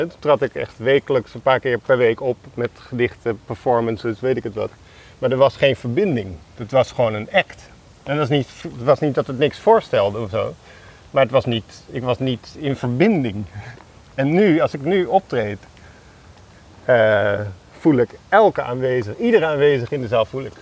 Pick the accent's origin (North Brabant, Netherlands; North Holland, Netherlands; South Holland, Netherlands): South Holland, Netherlands; Alphen aan den Rijn; moved away; Dat is mijn jeugd, dat is waar ik ben opgegroeid